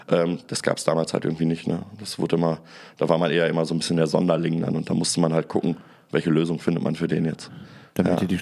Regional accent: Bottrop, North Rhine-Westphalia, Germany; dann ist in meiner Heimatstadt in Bottrop so eine Gastromeile entstanden.

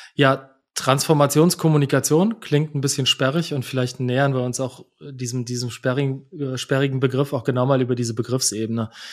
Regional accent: Germany; als Deutsche

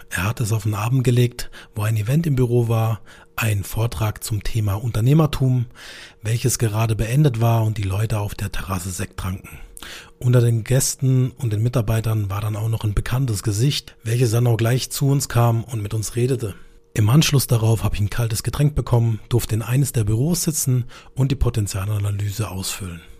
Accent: Karlsruhe, Baden-Württemberg, Germany; ich komme aus dem schönen Karlsruhe in Süddeutschland, wie man unschwer in meinem Dialekt erkennt.

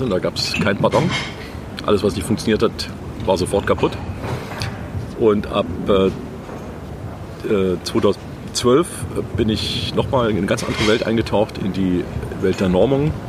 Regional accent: Stuttgart, Baden-Württemberg, Germany; Also ich komme aus Stuttgart.

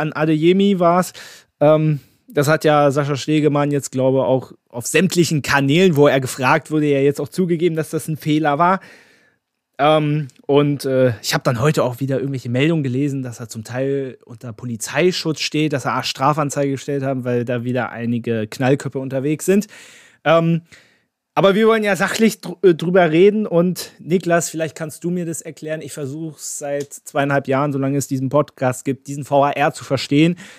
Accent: Berlin, Germany; als gebürtiger Berliner

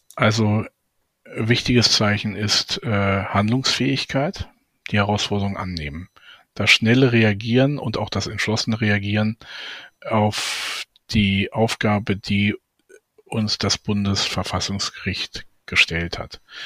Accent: Braunschweig, Lower Saxony, Germany; meiner Heimatstadt Braunschweig

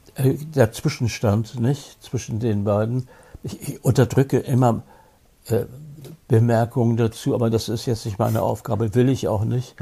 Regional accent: Hamburg, Germany; in meiner Heimatstadt Hamburg

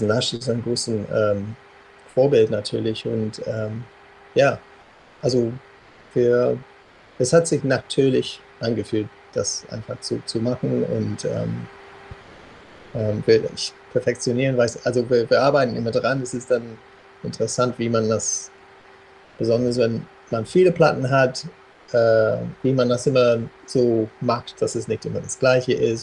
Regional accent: South West England, United Kingdom; German is a second language; also born or lived in Hamburg; now in Berlin, Germany; ich komme ursprünglich aus Südwestengland

